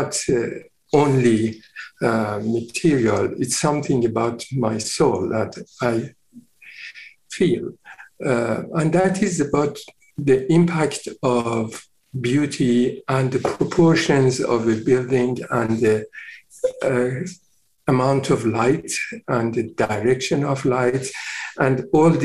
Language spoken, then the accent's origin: English; Iran; moved away as an adult; also born or lived in London; now in Vancouver, Canada; I was born in Iran, and I started my practice when I was 24 years old